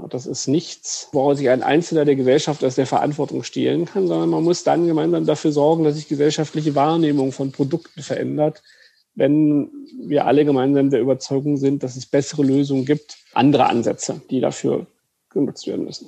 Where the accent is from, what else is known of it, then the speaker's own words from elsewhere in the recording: Brandenburg, Germany; Ich bin äh, geborener Brandenburger